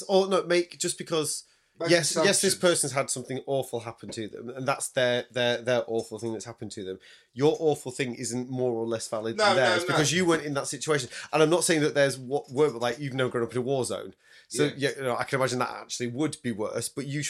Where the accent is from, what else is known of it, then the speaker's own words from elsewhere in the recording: Salford, North West England, United Kingdom; born there; That's why I don't talk like that when I come down here. When I was born in Salford, you know.